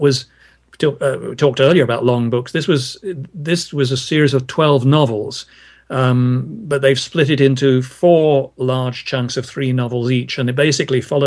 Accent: Brighton, South East England, United Kingdom; moved away as an adult; also born or lived in London; now in San Francisco Bay Area, United States; I was born and brought up in Brighton, which is a town on the south coast of England

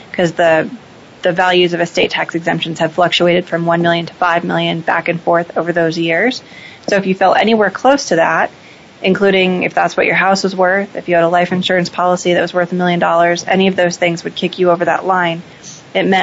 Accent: Seattle, Washington, United States; Sure. I grew up in Seattle. I'm a local from here

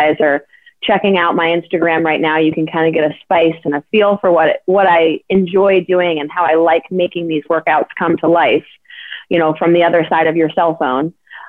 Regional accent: Atlanta, Georgia, United States; Well, so I grew up in Atlanta. My family's from New Jersey, so I've got a combination of North and South in my blood.

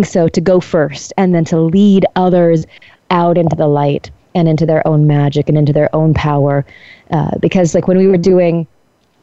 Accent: Colorado, United States; moved away as an adult; also born or lived in Iowa / India; I'm from Colorado

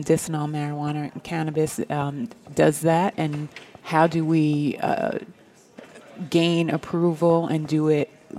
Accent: New York, United States; moved away as an adult; now in Los Angeles, United States; I am a New Yorker. I'm a New York convert, though

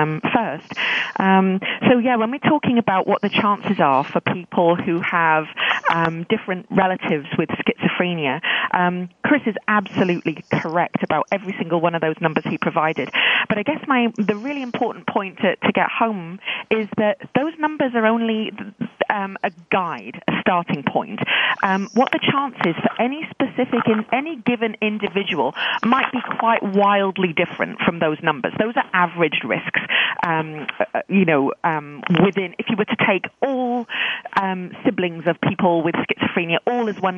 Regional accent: South Wales, United Kingdom; accent: British; moved away as an adult; also born or lived in London; now in Vancouver, Canada; I was born in London and lived in South Wales for most of my youth before moving to Canada in 2001.

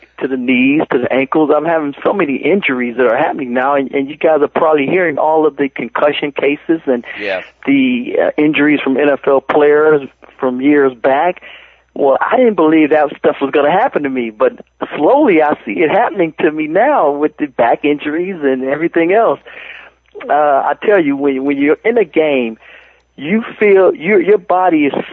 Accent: Cleveland, Ohio, United States; I grew up in Cleveland, Ohio, in the city of Cleveland, Ohio

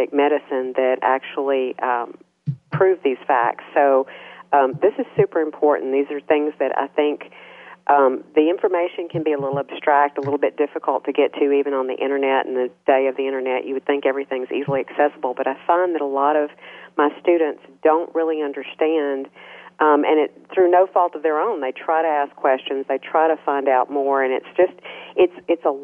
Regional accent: Minden, Louisiana, United States; Minden, Louisiana. That's my hometown.

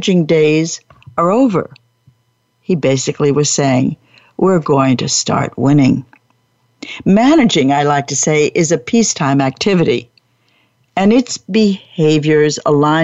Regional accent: Long Branch, New Jersey, United States; I was brought up in New Jersey. But I didn't know how to get there from Long Branch, New Jersey

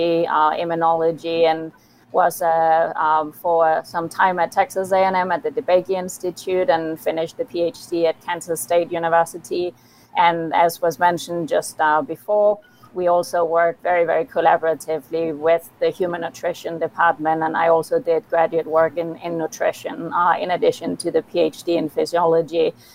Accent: Copenhagen, Capital Region of Denmark, Denmark; moved away as an adult; also born or lived in Pennsylvania, United States; I'm from Copenhagen, Denmark

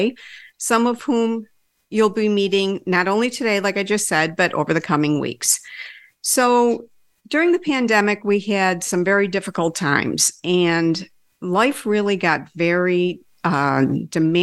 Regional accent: Rochester, New York, United States; I was born and raised right here in Rochester, a city built on Lake Ontario in the Genesee River

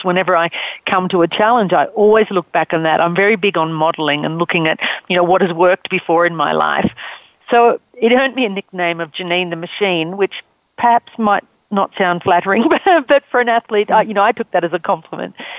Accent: Australia; accent: Australian; I'm Australian. You can tell from my accent.

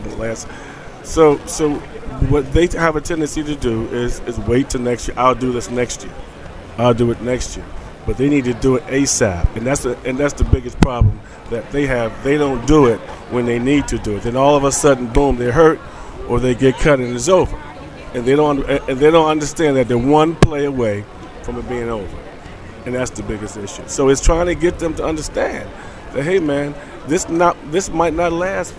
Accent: Philadelphia, Pennsylvania, United States; I'm from North Philadelphia. Right from the hood

